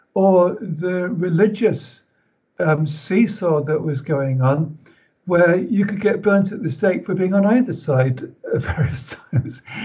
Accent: Pembroke, Wales, United Kingdom; I was born in Pembroke

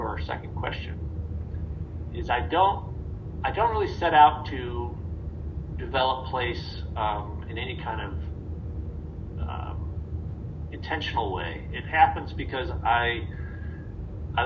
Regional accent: Midwest, United States; being a Midwesterner myself

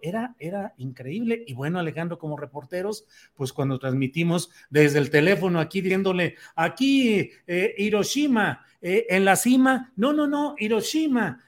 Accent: Torreón, Coahuila, Mexico; moved away; also born or lived in San Luis Potosí; yo nací en Torreón, ahí crecí

